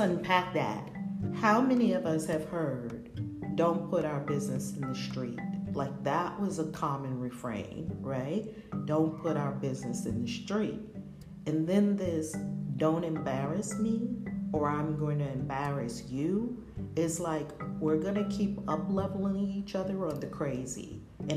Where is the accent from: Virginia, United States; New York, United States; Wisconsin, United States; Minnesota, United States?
New York, United States; New York City; We grew up in Harlem, and our mothers were a little crazy too